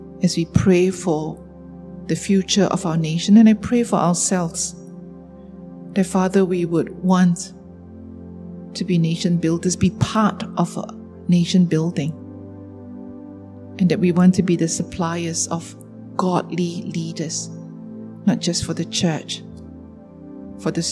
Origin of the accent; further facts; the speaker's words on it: Sarawak, Malaysia; I'm a Malaysian. I'm a Sarawakian.